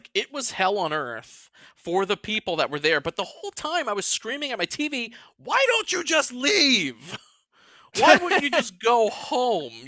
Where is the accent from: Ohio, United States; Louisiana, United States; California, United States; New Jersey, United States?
Louisiana, United States; New Orleans; I'm from New Orleans